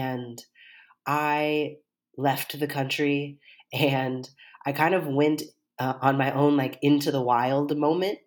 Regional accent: Seattle, Washington, United States; I grew up here in Seattle, Washington

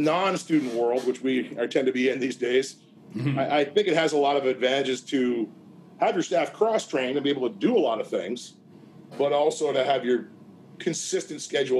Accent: Gananoque, Ontario, Canada; moved away as an adult; also born or lived in Kingston, Ontario / Waterloo, Ontario; now in Stratford, Canada; Gananoque, my hometown

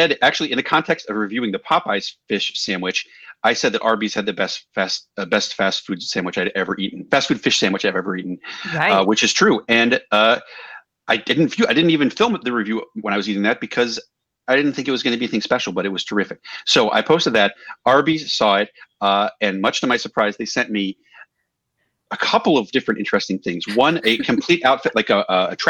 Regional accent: Maryland, United States; I grew up in Maryland, out in the country

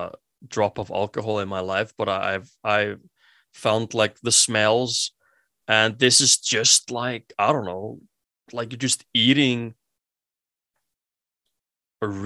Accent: Iceland; English is a second language; I am from Iceland

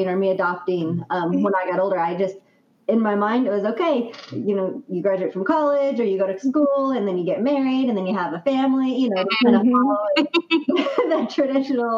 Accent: Southern California, United States; also born or lived in Utah; Both of us were born and raised in Southern California and grew up there

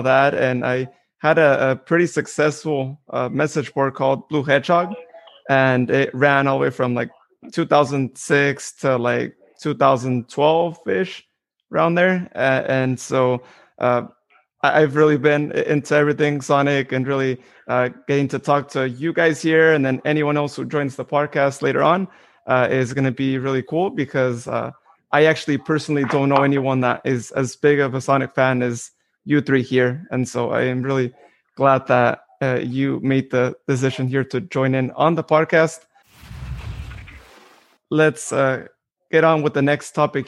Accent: Modesto, California, United States; I am from the Central Valley in California, Modesto to be specific. A lot of agriculture around here, as many of you might know. And so it's been my home ever since I was born

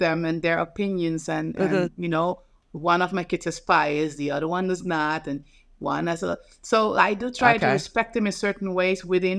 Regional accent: Netherlands; now in New York, United States; I'm just like, I come from Holland being modern and then all of a sudden.

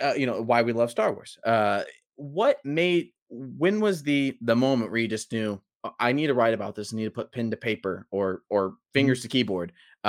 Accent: Porterville, California, United States; I'm from Porterville, California at the time I was living there.

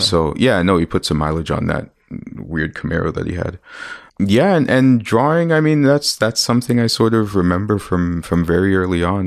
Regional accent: Ontario, Canada; also born or lived in Winnipeg, Manitoba / Mississauga / Scarborough; I'm Canadian. I was born here.

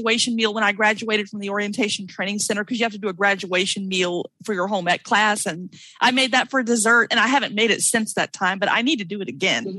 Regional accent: Mississippi, United States; accent: Southern; also born or lived in Colorado; now in Washington, United States; I'm originally from Mississippi, so I'm going to talk Southern for a few minutes

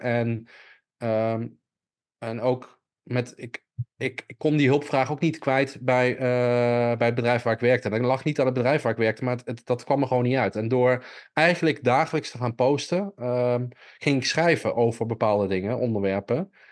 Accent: Millingen aan de Rijn, Gelderland, Netherlands; moved away; ik kom oorspronkelijk uit Milling aan de Rijn

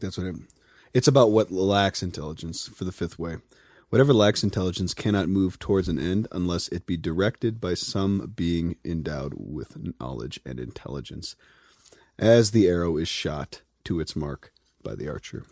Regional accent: Highlands Ranch, Colorado, United States; I'm from Highlands Ranch

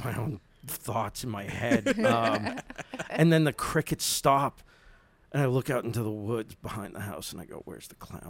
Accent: Boston, Massachusetts, United States; moved away; I'm totally a city kid, man. Like I grew up in Boston proper, you know, like Hyde Park. Some of the not exactly the roughest of neighborhoods

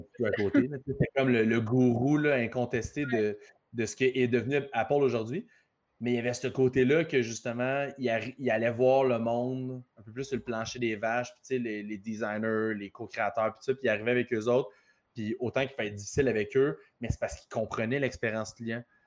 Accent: Repentigny, Quebec, Canada; je suis natif de Repentigny

